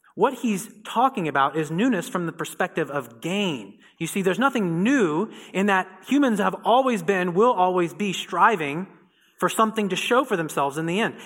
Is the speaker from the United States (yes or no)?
yes; Indiana, United States; I'm from Indiana